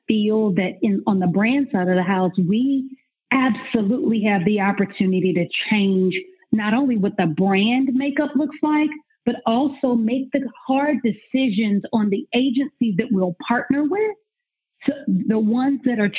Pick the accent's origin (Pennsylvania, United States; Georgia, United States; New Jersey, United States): Georgia, United States; Atlanta; also born or lived in Nashville; I am born and raised in Atlanta. I'm from old Atlanta